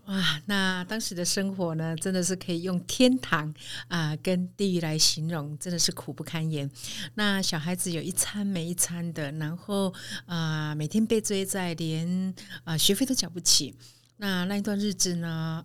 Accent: Kaohsiung, Taiwan; 我来自高雄田寮的一个农村。那，呃，小时候呢，呃，家里有七个孩子，那爸爸妈妈非常辛苦务农，帮我们抚养长大

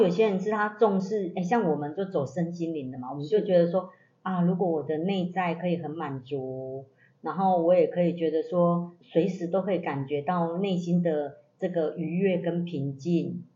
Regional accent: southern Taiwan, Taiwan; 我们是来自南台湾的

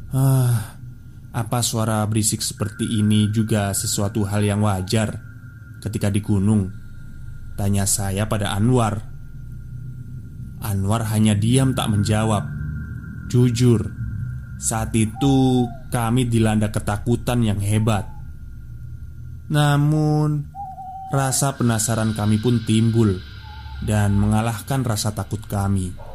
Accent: Garut, West Java, Indonesia; Yang sering saya lihat di desa asal saya Garut

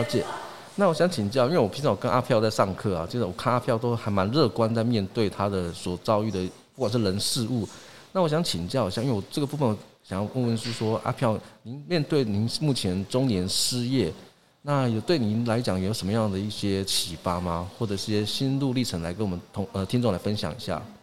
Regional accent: Yuli, Hualien County, Taiwan; 我是来自花莲玉里阿飞赫部落

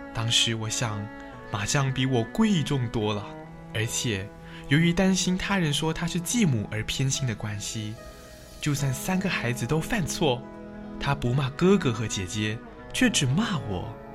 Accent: Hong Kong; 我生于香港一个简单的家庭，父亲是个勤奋的司机，赚钱供养一家的需要

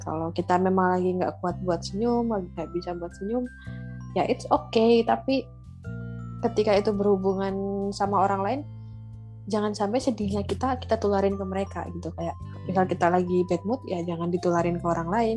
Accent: Central Java, Indonesia; aku dari Jawa Tengah

